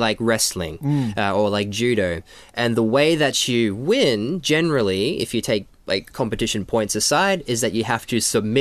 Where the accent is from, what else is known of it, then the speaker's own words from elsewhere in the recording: Australia; moved away; I'm from Australia originally